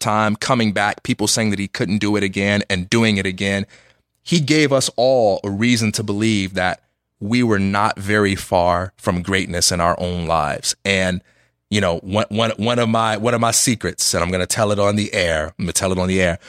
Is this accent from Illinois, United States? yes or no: yes; Chicago, Illinois, United States; moved away as an adult; now in Los Angeles, United States; I'm just from Chicago. I will always be from Chicago. I live in Los Angeles